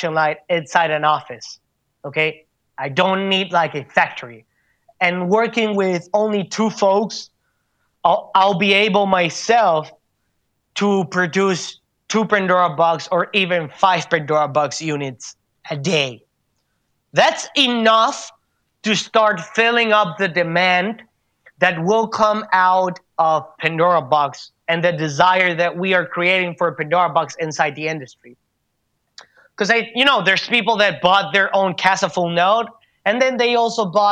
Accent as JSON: {"language": "English", "country": "Venezuela", "said": "I come from the Venezuelan environment"}